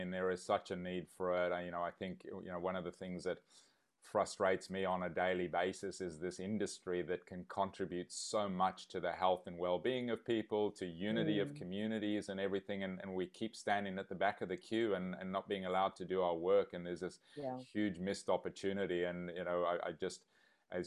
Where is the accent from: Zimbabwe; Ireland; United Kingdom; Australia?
Zimbabwe; I grew up in Zimbabwe